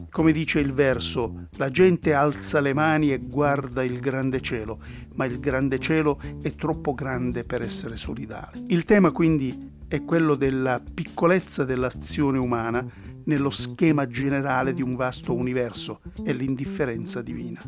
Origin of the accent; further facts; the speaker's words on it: London, United Kingdom; moved away; Londra, la sua e per inciso anche la mia città natale